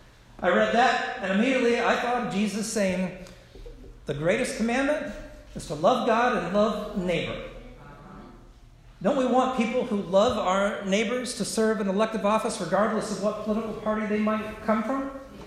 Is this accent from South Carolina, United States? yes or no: yes; South Carolina, United States; my home state of South Carolina